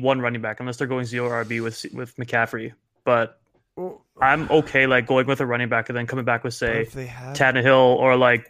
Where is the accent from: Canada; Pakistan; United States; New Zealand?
Canada; I'm the Canadian wearing the lumberjack stuff.